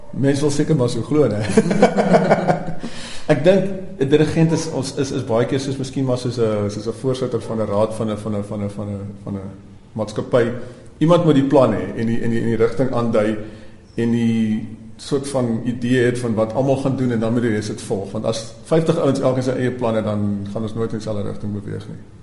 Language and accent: Afrikaans; Stellenbosch, Western Cape, South Africa; Ek het natuurlik op Stellenbosch groot geword